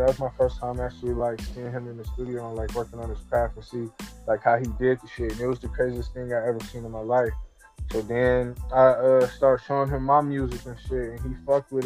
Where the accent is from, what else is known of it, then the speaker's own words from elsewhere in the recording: Cleveland, Ohio, United States; I'm from Cleveland, Ohio